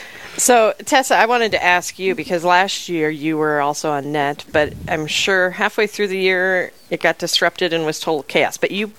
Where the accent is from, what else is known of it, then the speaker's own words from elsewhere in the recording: Rapid City, South Dakota, United States; growing up in Rapid City